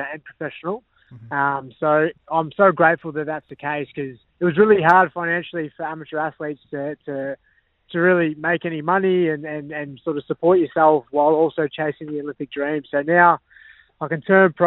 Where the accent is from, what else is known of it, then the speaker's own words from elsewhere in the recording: Melbourne, Victoria, Australia; moved away as an adult; also born or lived in Bondi, Sydney; now in Sydney, Australia; So I'm originally from Melbourne. I'm from Lewisdale, end of the train line